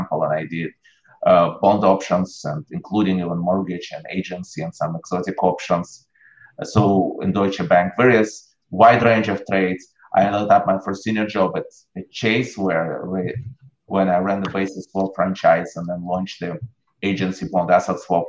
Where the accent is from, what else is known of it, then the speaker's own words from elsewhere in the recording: Russia; moved away as an adult; I grew up in Russia. I left Russia in 89 when I was in the middle of college.